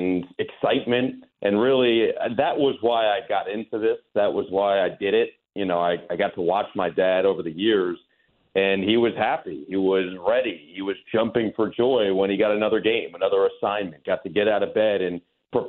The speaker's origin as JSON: {"language": "English", "region": "New Jersey", "country": "United States", "tie": "born or raised there", "said": "growing up in New Jersey"}